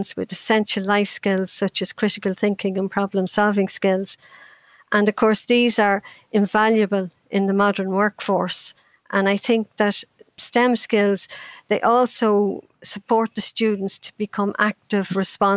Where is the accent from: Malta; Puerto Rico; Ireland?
Ireland; I grew up in Ireland in the 50s